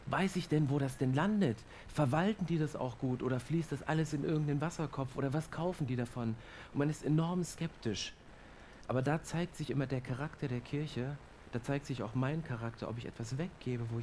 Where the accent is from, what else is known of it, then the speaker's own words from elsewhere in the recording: Germany; Und ich bin Deutscher und ich mag es zu prüfen, ich mag es zu kontrollieren.